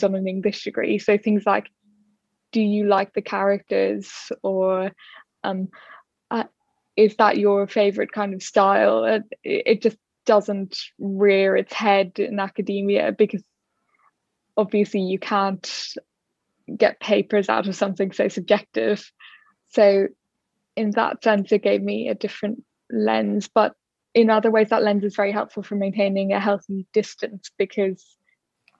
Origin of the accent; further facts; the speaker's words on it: Dublin, Leinster, Ireland; I grew up in Dublin